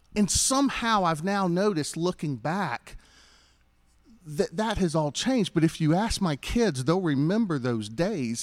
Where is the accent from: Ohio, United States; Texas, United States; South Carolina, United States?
South Carolina, United States; Greenville; I grew up here in Greenville.